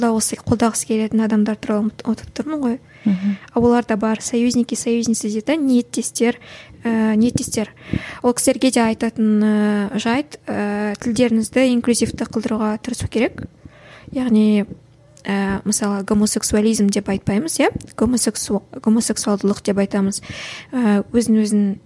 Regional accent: Kazakhstan

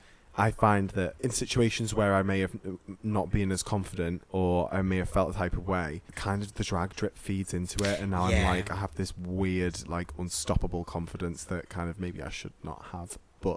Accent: Liverpool, North West England, United Kingdom; also born or lived in Manchester / Leicester; I grew up between here and Liverpool.

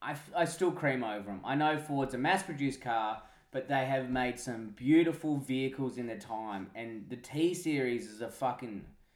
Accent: Perth, Western Australia, Australia; I'm from Perth.

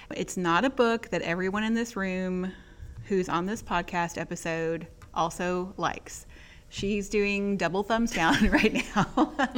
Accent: Texas, United States; now in Mississippi, United States; I grew up in Texas

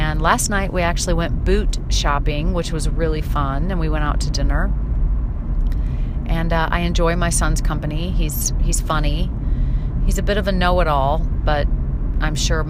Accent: St. Louis, Missouri, United States; moved away; St. Louis, my hometown

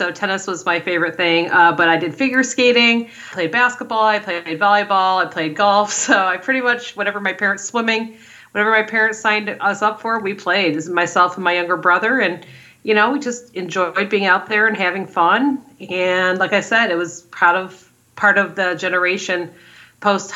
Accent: Detroit, Michigan, United States; Growing up in Detroit

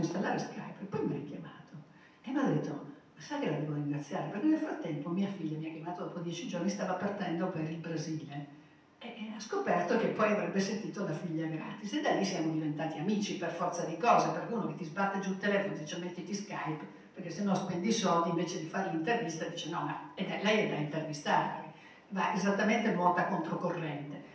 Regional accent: Turin, Piedmont, Italy; io sono nata a Torino

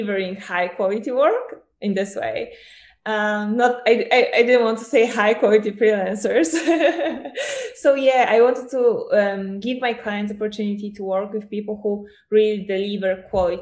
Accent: Poland; also born or lived in Portugal; I'm from Poland

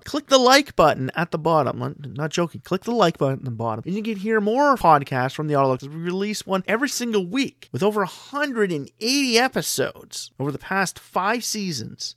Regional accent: Canada; My home country of Canada

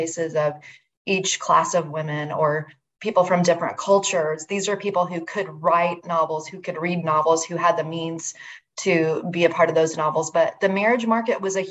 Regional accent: United States; I'm very American

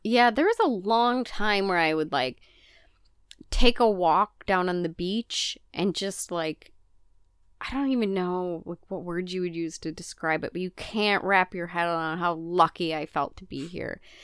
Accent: Midwest, United States; moved away; also born or lived in Mississippi River area; growing up in the Midwest

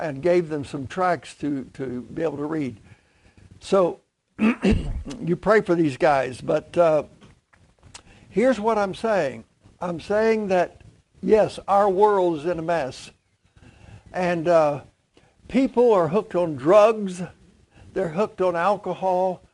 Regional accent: Clay County, West Virginia, United States; moved away; Clay County, very poor county

